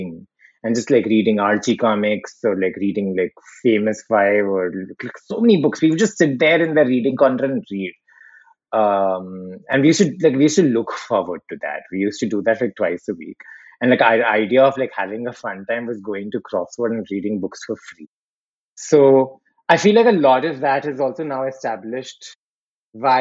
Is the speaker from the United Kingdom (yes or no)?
no; Ahmedabad, Gujarat, India; we grew up in Gujarat